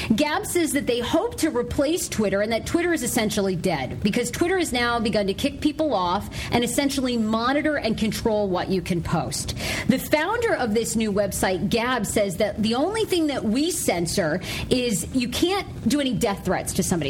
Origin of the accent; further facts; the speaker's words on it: Maine, United States; moved away; my home state of Maine